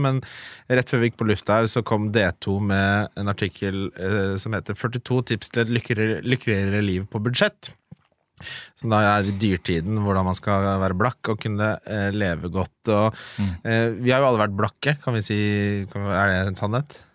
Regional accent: Oslo, Norway; der jeg vokste opp i Oslo, på Lindern, liksom, på Adamstuen

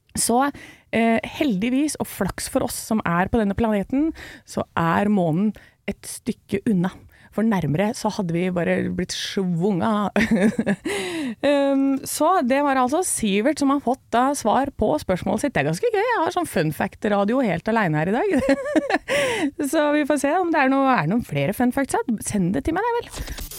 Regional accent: Gjøvik, Innlandet, Norway; also born or lived in Hamar / Brumunddal; jeg er født på Hamar og har vokst opp i Brumunddal og på Gjøvik

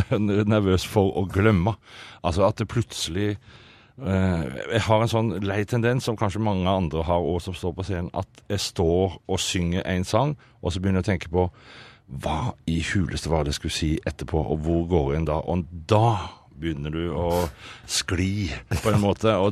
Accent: Sauda, Rogaland, Norway; Altså, jeg snakker, jeg snakker dialekt. Og der jeg kommer fra, der snakker Altså, i det øyeblikket jeg kommer til Sauda, eller bare kjører over Haukeli

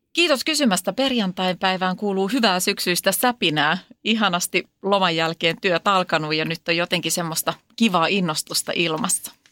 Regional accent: Uusimaa, Finland; on 40-vuotias nainen uudelta maalta

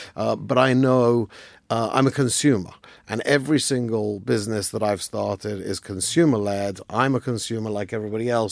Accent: London, United Kingdom; I grew up in London

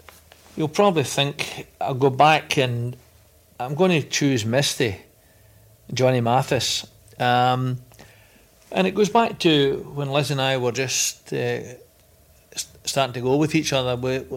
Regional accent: Bellshill, Scotland, United Kingdom; I come from Bells Hill, which in those days was very much mining and steelworks. Changed days now. But it was a terrific community.

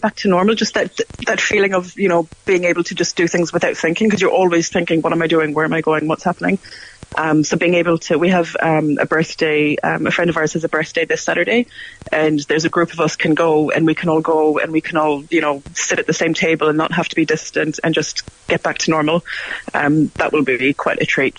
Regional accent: Cork, Munster, Ireland; moved away as an adult; now in New Zealand; I grew up in Cork

